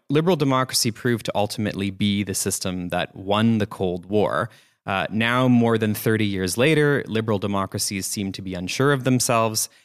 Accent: Canada; moved away; in my home country in Canada

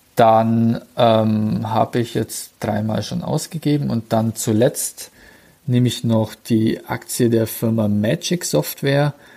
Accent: Bavaria / Swabia, Germany; bei uns in Bayern bzw. in Schwaben

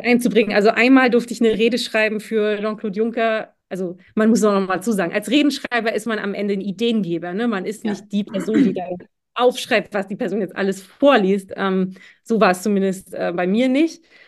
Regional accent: Schwerin, Mecklenburg-Vorpommern, Germany; moved away as an adult; also born or lived in Brussels; als Schwerinerin

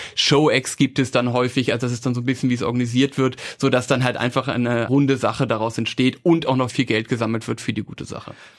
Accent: Hamburg, Germany; moved away as an adult; now in Vienna, Austria; ich bin Hamburger, ich bin nach Wien gekommen für BWL und Kunstgeschichte

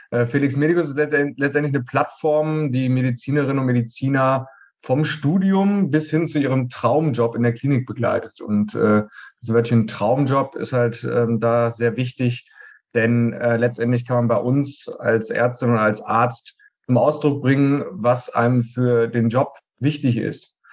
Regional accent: Paderborn, North Rhine-Westphalia, Germany; moved away as an adult; Also ich komme ursprünglich aus Paderborn, da habe ich die Ausbildung gemacht und bin dann nach Köln, um Versicherungswesen zu studieren.

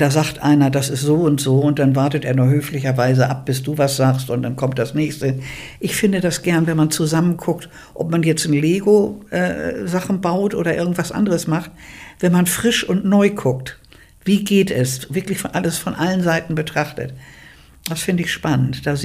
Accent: Bergedorf, Hamburg, Germany; born there; Also, ich bin in Bergedorf geboren.

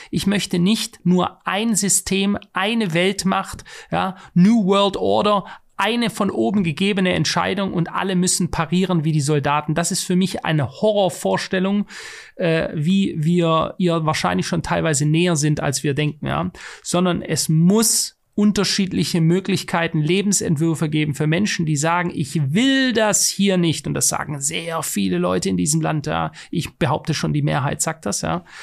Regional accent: Switzerland; ich will es in der Schweiz, wo ich noch als Schweizer Bürger mitbestimmen kann

